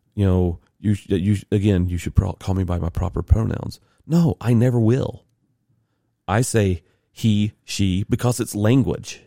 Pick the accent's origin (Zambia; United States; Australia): United States; the South; I'm a white dude from the South